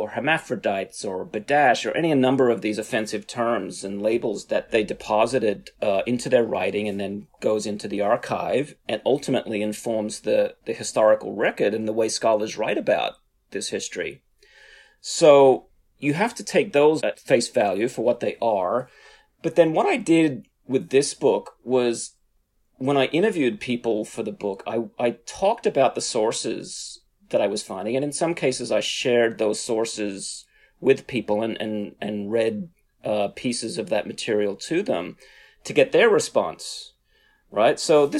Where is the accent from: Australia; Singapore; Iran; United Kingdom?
Australia; now in United States; Yeah, I'm originally from Australia. I've lived in the US now for over 20 years. So my accent goes back and forth.